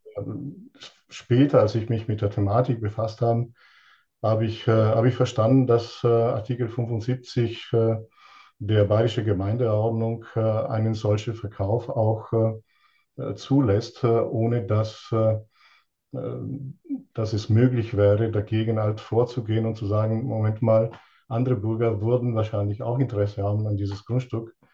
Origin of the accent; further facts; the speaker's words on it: Italy; now in Lonnerstadt, Germany; Ich bin ursprünglich äh, aus Italien und lebe seit 38 Jahren in Deutschland